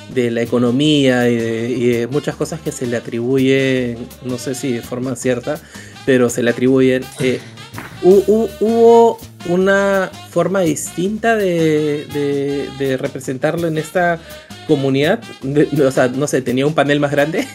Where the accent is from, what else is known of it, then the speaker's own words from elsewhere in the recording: Peru; todo lo que nosotros hemos vivido como peruanos